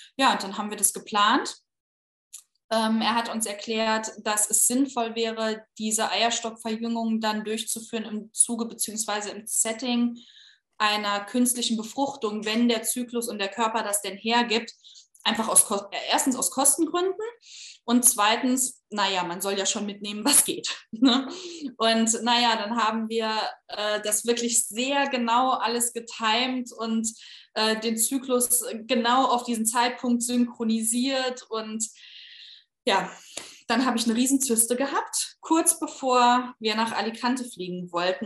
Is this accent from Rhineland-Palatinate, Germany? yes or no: no; Saarbrücken, Saarland, Germany; also born or lived in Berlin; Ich komme aus äh, Saarbrücken, habe eine Zeit lang in Berlin gewohnt, bin dann äh, ins Saarland wieder zurückgezogen